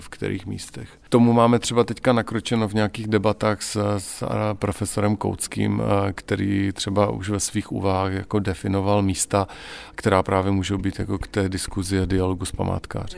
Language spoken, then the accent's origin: Czech; Ostrava, Moravian-Silesian Region, Czechia; moved away as an adult; also born or lived in Brno / Prague; Já jsem Ostravák